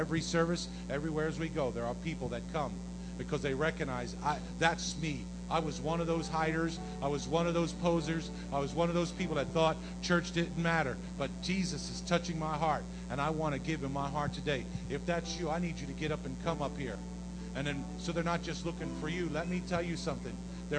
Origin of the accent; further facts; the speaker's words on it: Yorktown, United States; also born or lived in South Jersey / Rhode Island; I come from Yorktown. I come from South Jersey. I was in Rhode Island. And now I'm in New York City.